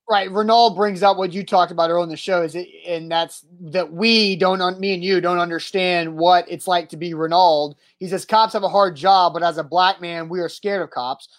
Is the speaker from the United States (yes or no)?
yes; Brentwood, Tennessee, United States; I grew up in Brentwood, Tennessee